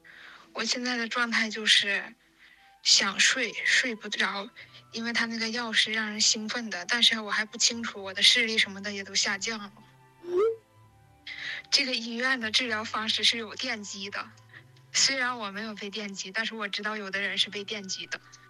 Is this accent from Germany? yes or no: no; Changchun, Jilin, China; 她是吉林财经大学的，我是长春人嘛